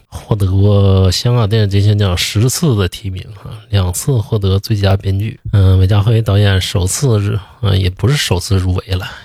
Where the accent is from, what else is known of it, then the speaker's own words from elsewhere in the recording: China; 咱们中国人老讲究什么人在家在呀